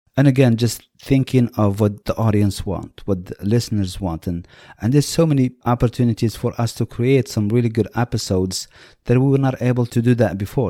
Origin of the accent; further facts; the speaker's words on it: Marrakesh, Marrakesh-Safi, Morocco; now in United States; we are from Marrakesh